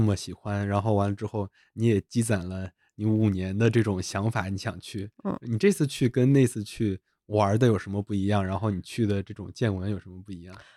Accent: China; 我们中国人

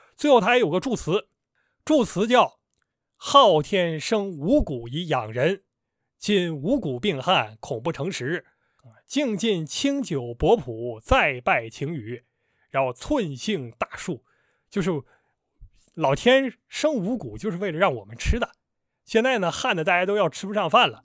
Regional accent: Northeast China, China; now in Shanghai, China; 我是一个东北人

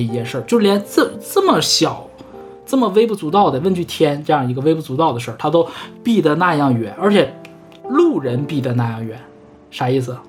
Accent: Northeast China, China; now in Hong Kong; 我们东北人

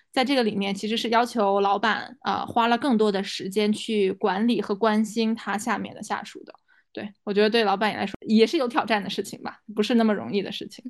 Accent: China; moved away as an adult; now in United States; 作为中国人

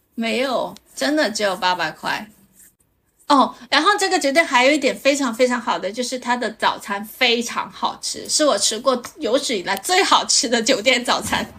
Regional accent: Guangdong, China; 作为一个广东人

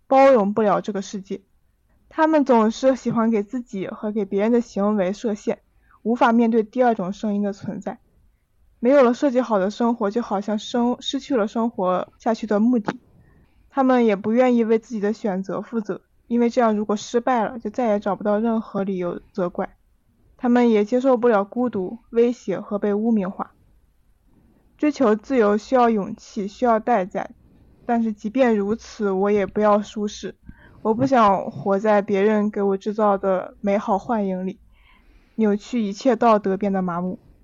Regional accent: Hebei, China; 我是河北人，大家应该听说过衡水中山

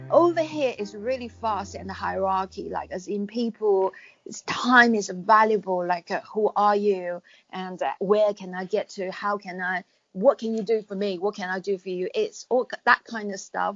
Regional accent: China; moved away; I was going to go back to China, but because I'm British national now

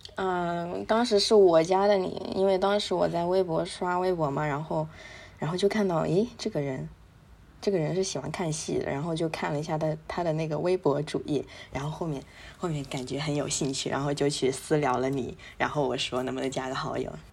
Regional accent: Zhejiang, China; 我是一个浙江人

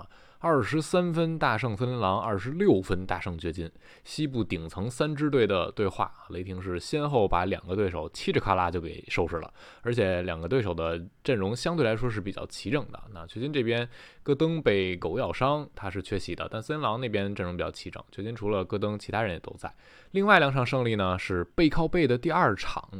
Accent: Taichung, Taiwan; 又见面了

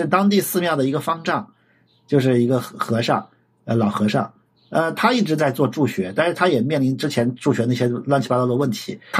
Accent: Anhui, China; 我老家是在安徽。

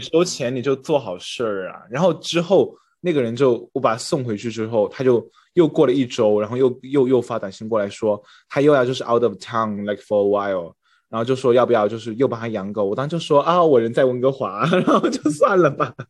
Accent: China; moved away; 我就是 中国人

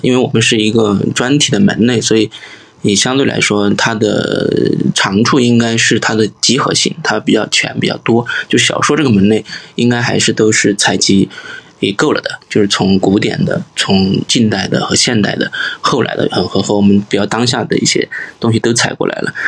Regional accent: Sichuan, China; accent: Sichuanese; 我们四川话

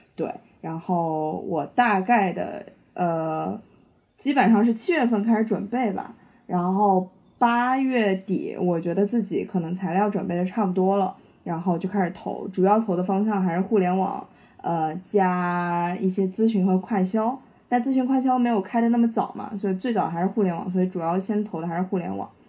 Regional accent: Shanghai, China; 我是上海人

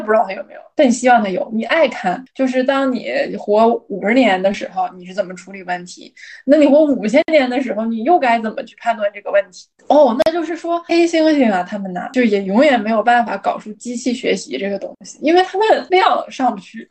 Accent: Northeast China, China; 我作为一个东北人呢，我就不得不想起我们那儿的两大天王

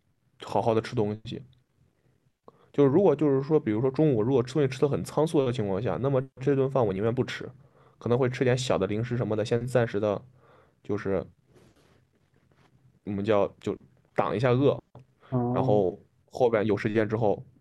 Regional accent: Henan, China; accent: Henan; 啊，这个国家河南人很多， {S0} 救命！ {S1} 对，那我口音就回来了。

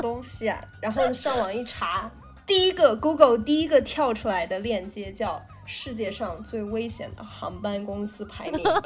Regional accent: Shenzhen, Guangdong, China; also born or lived in Hunan (ancestral); now in Shanghai, China; 我本来我是个广东人

